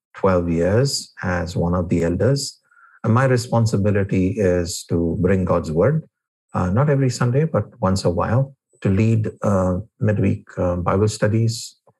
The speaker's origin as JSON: {"language": "English", "town": "New Delhi", "region": "Delhi", "country": "India", "tie": "born or raised there", "said": "I was born and brought up in New Delhi"}